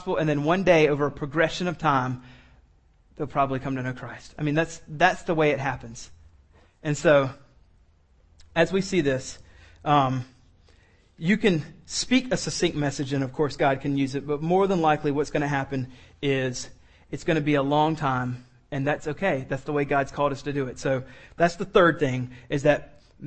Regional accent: Columbia, South Carolina, United States; I grew up in Columbia, so I used to go to the home football games

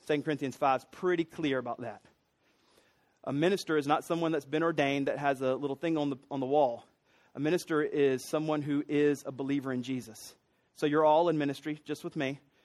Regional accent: Columbia, South Carolina, United States; I grew up in Columbia.

